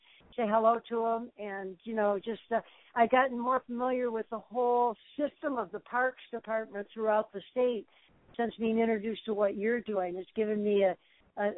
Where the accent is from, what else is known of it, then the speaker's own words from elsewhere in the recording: Detroit, Michigan, United States; now in Hawaii, United States; having my foot in my hometown of Detroit